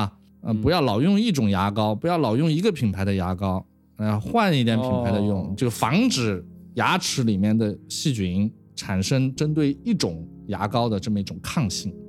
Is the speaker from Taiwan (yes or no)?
no; China; 当然，乙肝呢，我是中国人嘛，我是在 Michelle 实验室又跟 Charlie Rice 合作，然后我又回到中国，所以肯定要做乙肝呀。